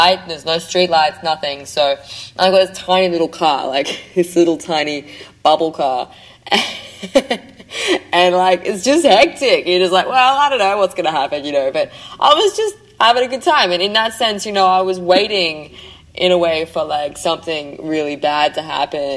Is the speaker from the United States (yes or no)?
no; Australia; I'm Australian